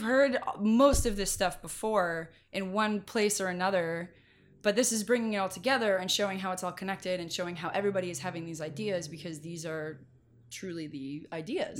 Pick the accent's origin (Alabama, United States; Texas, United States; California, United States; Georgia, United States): California, United States; Mendocino County; moved away as an adult; also born or lived in Irvine, California; now in Los Angeles, United States; I grew up in Mendocino County